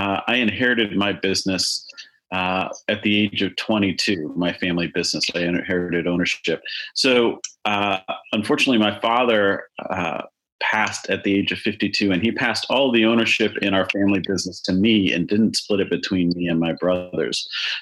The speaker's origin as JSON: {"language": "English", "town": "Chicago", "region": "Illinois", "country": "United States", "tie": "born or raised there", "said": "I grew up in Chicago"}